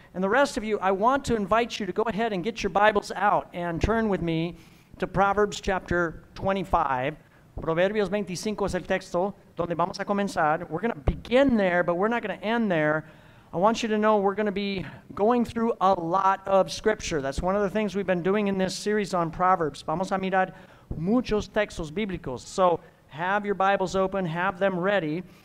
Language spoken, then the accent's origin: English; Midwest, United States; I'm from the Midwest